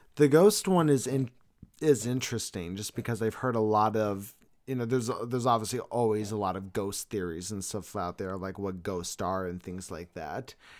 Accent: California, United States; I was born in California

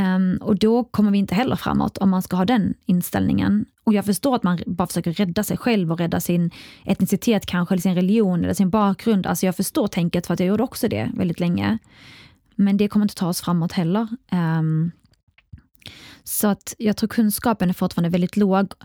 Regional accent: Kristianstad, Skåne, Sweden; also born or lived in Iraq; jag är uppväxt i Skåne

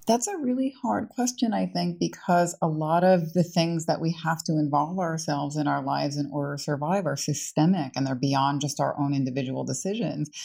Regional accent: New York City, New York, United States; moved away as an adult; now in Prague, Czech Republic; as a New Yorker

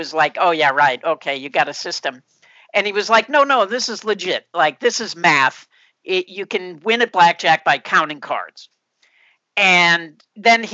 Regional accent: outside Chicago, Illinois, United States; I grew up outside Chicago, and I went to college in Chicago.

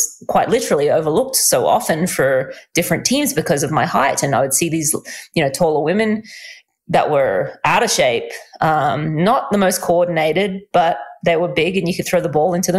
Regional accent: Australia; I am Australian

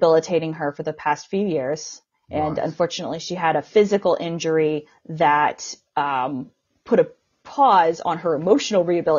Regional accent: United States; I'm from the United States.

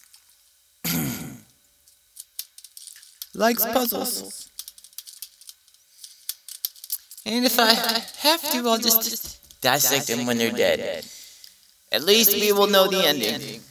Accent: Los Angeles, California, United States; accent: L.A. accent; It's probably the L.A. accent

